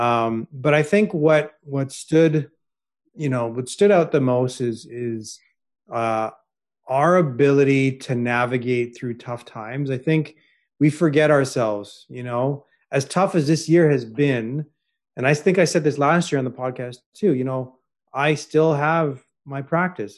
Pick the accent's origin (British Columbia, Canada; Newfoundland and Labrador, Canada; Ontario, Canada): Ontario, Canada; Toronto; I was born in Toronto